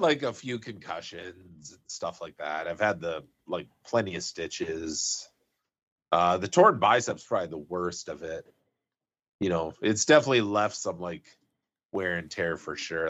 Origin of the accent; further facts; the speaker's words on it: 100 Mile House, British Columbia, Canada; moved away; growing up in Hundred Mile House